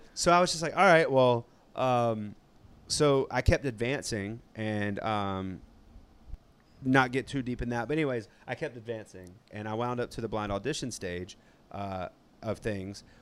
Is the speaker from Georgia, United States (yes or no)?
yes; South Georgia, United States; accent: southern twang; I'm from South Georgia.